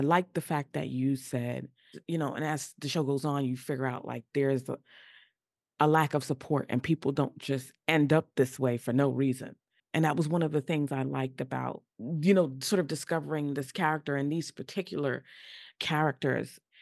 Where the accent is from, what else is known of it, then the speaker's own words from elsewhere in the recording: New York, United States; I'm from New York and that's where I currently live